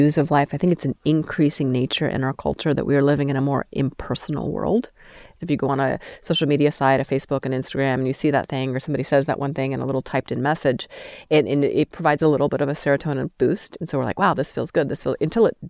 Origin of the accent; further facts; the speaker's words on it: Steamboat Springs, Colorado, United States; moved away as an adult; now in Utah, United States; I grew up in Steamboat Springs